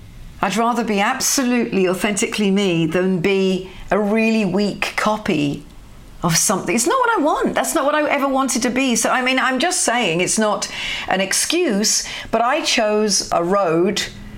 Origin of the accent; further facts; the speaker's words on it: United Kingdom; Maybe it's because I'm a Brit, probably because I'm a Brit, that I can see this with the eyes that I have and understand it.